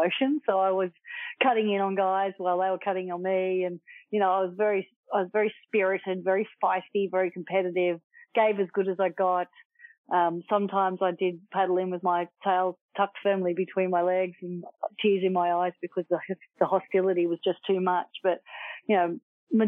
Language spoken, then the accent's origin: English; Manly, New South Wales, Australia; I grew up in Manly.